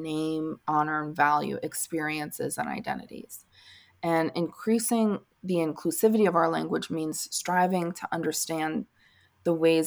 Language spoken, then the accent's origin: English; Northeast, United States; moved away; I'm from the Northeast originally. And so I grew up saying, "Hi, guys,"